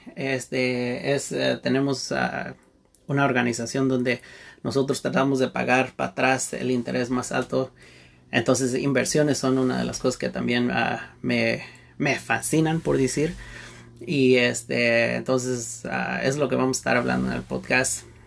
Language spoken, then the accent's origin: Spanish; Santa Barbara, California, United States; yo nací y vivo en Santa Bárbara, California